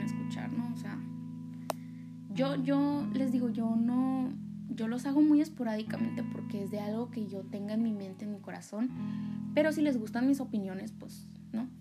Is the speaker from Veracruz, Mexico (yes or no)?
no; Sonora, Mexico; Me encanta mi cultura, me encanta mi estado, mi pueblo